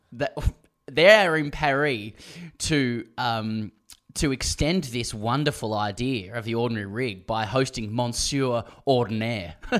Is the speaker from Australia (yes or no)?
yes; Australia; I'm Australian